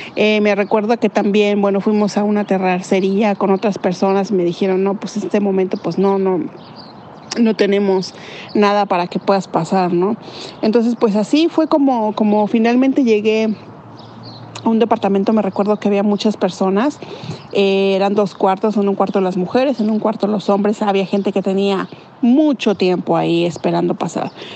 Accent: Mexico City, Mexico; moved away as an adult; now in Canada; yo soy originaria de la Ciudad de México y vivo aquí en Canadá desde el año 2006

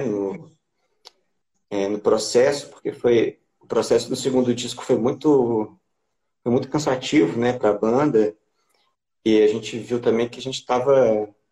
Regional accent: Juiz de Fora, Minas Gerais, Brazil; sou de Juiz de Fora, mais conhecido como Anexo Carioca

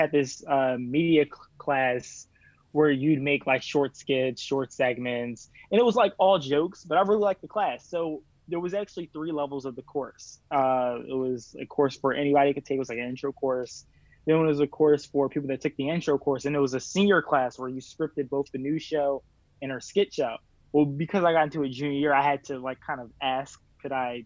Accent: Cheltenham, Pennsylvania, United States; I'm from Cheltenham, which is a small, like, suburb outside of Philadelphia.

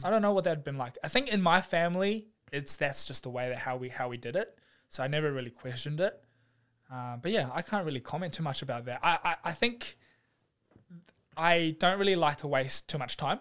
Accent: New Zealand; also born or lived in Taiwan / New South Wales; now in Melbourne, Australia; I was brought up in New Zealand

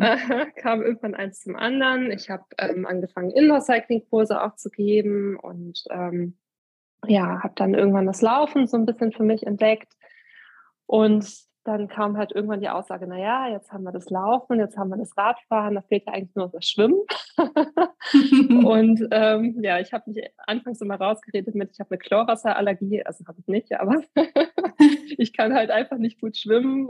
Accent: Eifel, Germany; hier in einer Bank bei uns in der Eifel

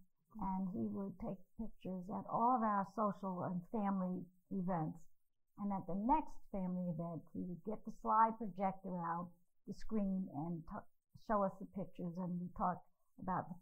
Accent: New York, United States; I was from New York

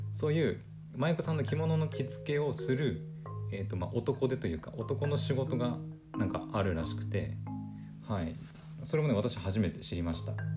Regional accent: Aomori, Japan; 私ね青森出身なので出身というか青森の出身で青森の人間なので

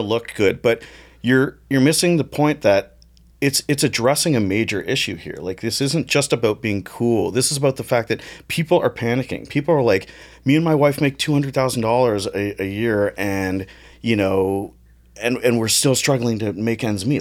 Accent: Toronto, Ontario, Canada; born or raised there

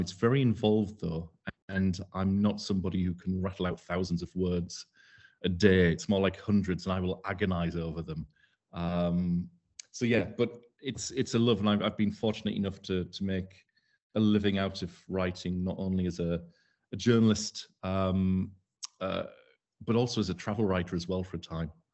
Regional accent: Darlington, North East England, United Kingdom; moved away as an adult; also born or lived in Leeds / Dubai; I, I come from Darlington. I'm a North East lad. I come from Horton. Um, I spent the first twenty years of, uh, life there

